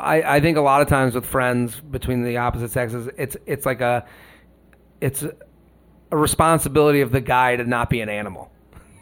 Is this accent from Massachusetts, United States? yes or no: yes; Boston area, Massachusetts, United States; moved away as an adult; now in New York City, United States; we're all from the Boston area